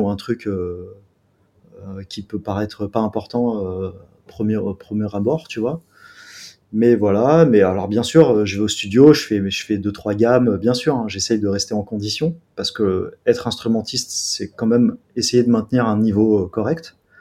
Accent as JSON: {"language": "French", "town": "Grenoble", "region": "Auvergne-Rhône-Alpes", "country": "France", "said": "je viens de Grenoble."}